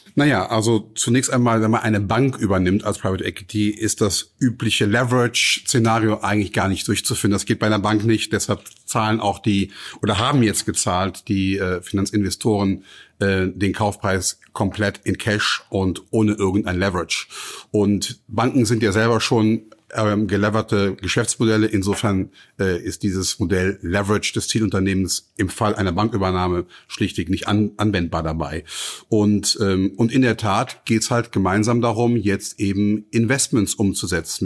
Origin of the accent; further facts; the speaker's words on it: Cologne, North Rhine-Westphalia, Germany; ich bin äh, in Köln geboren 1964